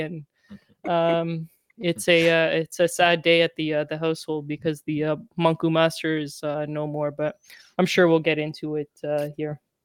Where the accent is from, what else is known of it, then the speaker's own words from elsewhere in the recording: Hamilton, Ontario, Canada; my hometown